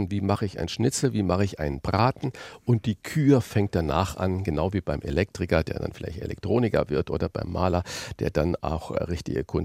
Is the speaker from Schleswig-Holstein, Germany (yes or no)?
no; Saarland, Germany; born there; ich den kleinen Sprachfehler mit dem SCH und dem CH habe, weil ich gebürtiger Saarländer bin.